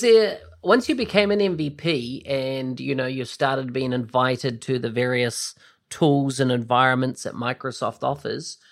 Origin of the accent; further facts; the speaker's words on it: Bombay, Auckland, New Zealand; I was brought up in New Zealand, uh, the location was called Bombay in New Zealand